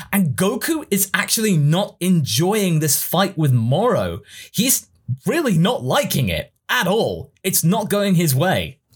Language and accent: English; England, United Kingdom; we English people